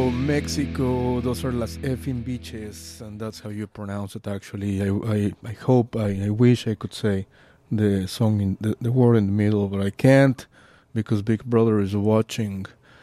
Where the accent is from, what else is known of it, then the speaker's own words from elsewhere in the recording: Australia; I'm from Australia.